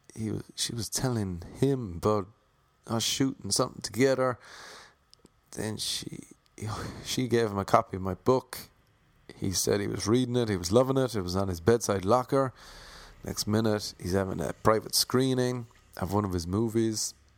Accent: Ireland; accent: Irish; I have an Irish accent

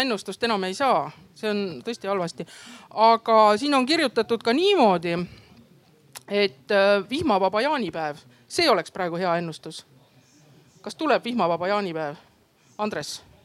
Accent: Võru, Võru County, Estonia; moved away as an adult; now in Tartu, Estonia; ma olen tegelikult Võrost pärit

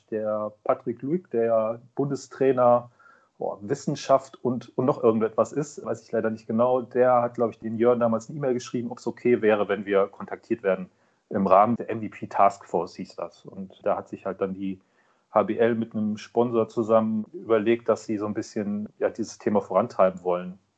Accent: Kiel, Schleswig-Holstein, Germany; born there; Und ich bin gebürtiger Kieler, dann liegt der THW nahe.

